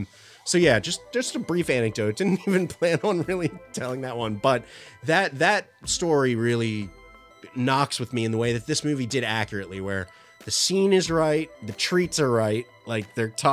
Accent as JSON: {"language": "English", "town": "Philadelphia", "region": "Pennsylvania", "country": "United States", "said": "we're from Philadelphia."}